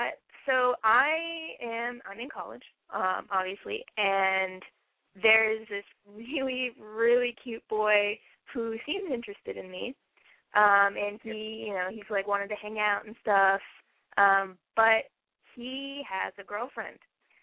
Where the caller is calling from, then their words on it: Athens, Ohio, United States; I am in Athens, Ohio, down at OU, and I am 20.